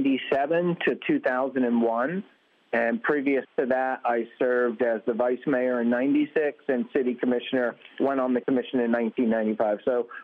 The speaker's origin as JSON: {"language": "English", "town": "Lantana", "region": "Florida", "country": "United States", "tie": "born or raised there", "also_born_or_lived": "New Jersey / Lake Worth, Florida / Boynton Beach, Florida", "said": "So I've been in Palm Beach County for 50-plus years. I was born in New Jersey but moved to Lantana as a young boy in the fourth grade. And so we lived in Lantana through my elementary, junior high school years and high school."}